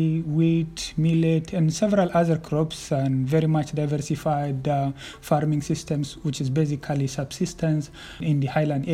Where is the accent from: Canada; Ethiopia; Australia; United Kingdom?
Ethiopia; Tigray; moved away as an adult; now in Belgium; I am originally from Tigray, and I left Tigray in October 2020.